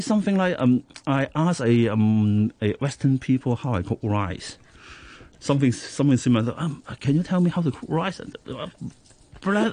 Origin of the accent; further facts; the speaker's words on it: Hong Kong; I was born in Hong Kong. So um, when I was a kid, I think until now, most of the food I, I, I, I, I ate Cantonese local food